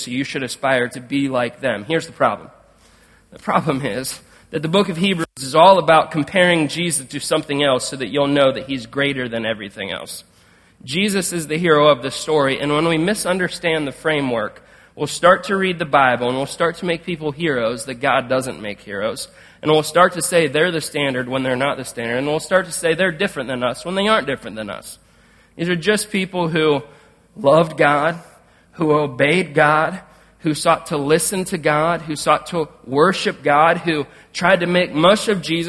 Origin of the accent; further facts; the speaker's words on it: Canton, Ohio, United States; moved away; I grew up around Canton, Ohio